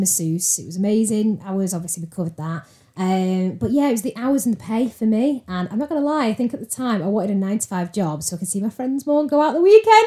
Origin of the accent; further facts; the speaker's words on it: Salford, North West England, United Kingdom; moved away as an adult; now in Altrincham, United Kingdom; I'm from Salford originally